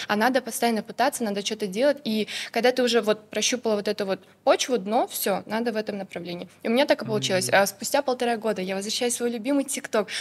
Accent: Kadamjay, Batken Region, Kyrgyzstan; я с Кадамжая

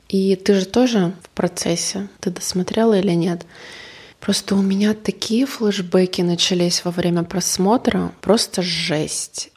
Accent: Yoshkar-Ola, Mari El, Russia; now in Yekaterinburg, Russia; я когда уехала из Ишкаралы в 2007 в ЕКБ

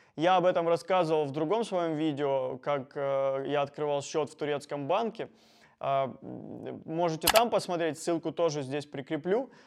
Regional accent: Rostov-on-Don, Rostov Oblast, Russia; я из Ростова-на-Дону

